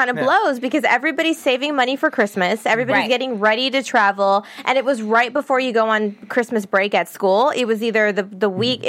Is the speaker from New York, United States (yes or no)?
no; San Diego, California, United States; I'm from San Diego.